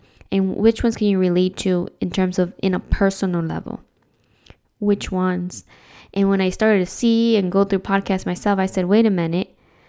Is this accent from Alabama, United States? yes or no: no; New Jersey, United States; also born or lived in Dominican Republic; I was born in the Dominican Republic, was raised in New Jersey. What's up, Jersey? And then I moved out of Jersey and lived in another state.